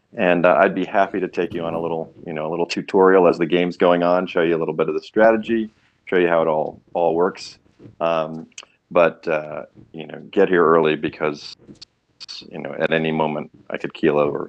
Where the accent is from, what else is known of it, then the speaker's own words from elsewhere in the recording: Connecticut, United States; now in Raleigh-Durham-Chapel Hill area, United States; I grew up in Connecticut, but but uh, but New York end of Connecticut